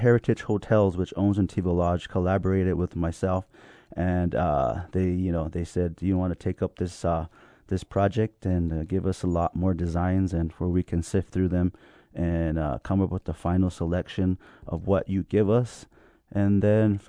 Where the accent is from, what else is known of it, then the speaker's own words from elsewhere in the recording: Jemez Pueblo, New Mexico, United States; that's where I was born, or after I was raised up in Jemez